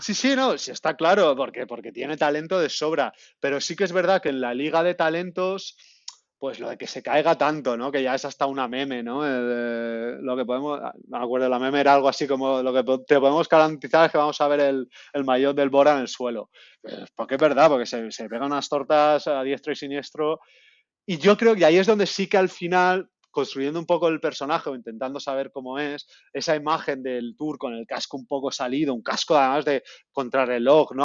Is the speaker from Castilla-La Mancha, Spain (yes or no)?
no; Alicante, Valencian Community, Spain; now in Amsterdam, Netherlands; mi tierra, Alicante